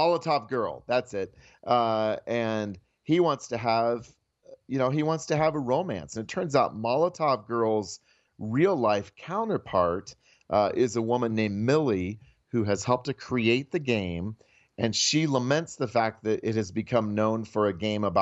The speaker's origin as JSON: {"language": "English", "region": "Iowa", "country": "United States", "said": "I'm from Iowa"}